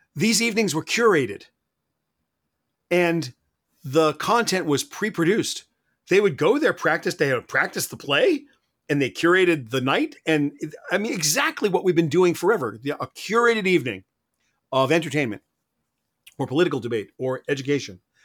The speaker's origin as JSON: {"language": "English", "country": "United States", "said": "I'm an American."}